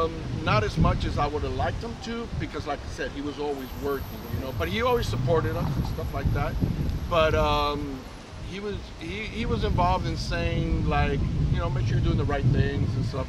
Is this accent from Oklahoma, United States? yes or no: no; Westminster, California, United States; also born or lived in Guantanamo, Cuba; growing up in California, in Westminster, California.